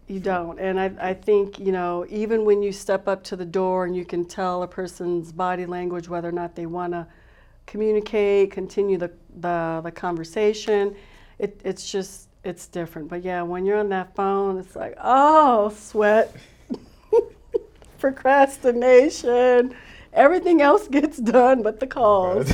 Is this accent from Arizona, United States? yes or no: yes; Tucson, Arizona, United States; Growing up here in Arizona, I'm a native, I'm from Tucson